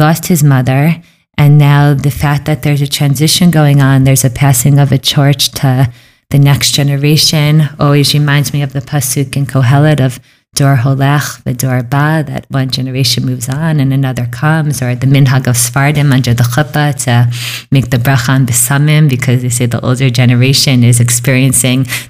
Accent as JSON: {"language": "English", "region": "New York", "country": "United States", "also_born_or_lived": "Philadelphia", "moved": "as an adult", "said": "I'm from New York"}